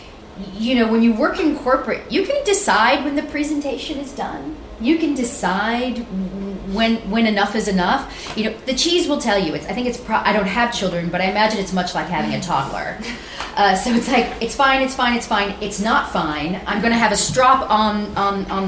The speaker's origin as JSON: {"language": "English", "region": "Central Valley of California", "country": "United States", "tie": "born or raised there", "also_born_or_lived": "San Francisco", "said": "I grew up in the Central Valley of California, which has a dominant Mexican population."}